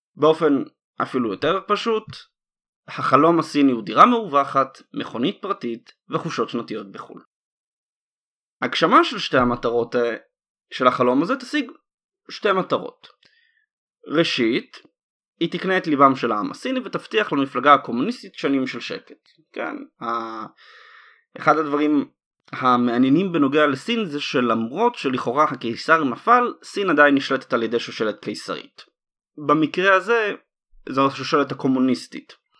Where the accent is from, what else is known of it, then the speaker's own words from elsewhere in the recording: Israel; אנחנו, כישראלים